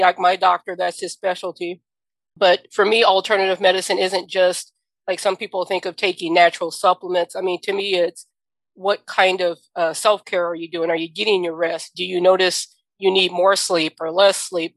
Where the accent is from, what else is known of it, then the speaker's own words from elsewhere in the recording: the South, United States; I'm from the South